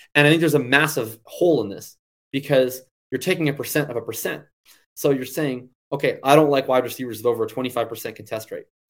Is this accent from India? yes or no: no; Canada; I'm Canadian